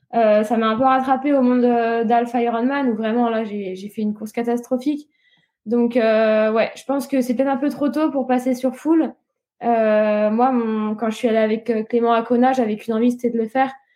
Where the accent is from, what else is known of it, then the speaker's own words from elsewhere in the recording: Réunion; now in Nice, France; l'île de la Réunion, là où j'ai grandi